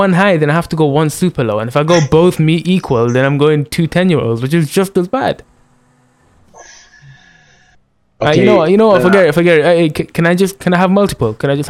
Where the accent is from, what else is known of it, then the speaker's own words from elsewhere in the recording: India; I'm proud to be Indian, bro.